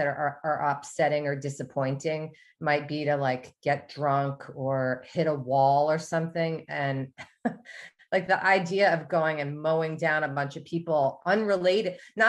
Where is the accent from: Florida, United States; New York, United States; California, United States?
New York, United States; Definitely when I moved to the South, I became very aware of names, because I'm from New York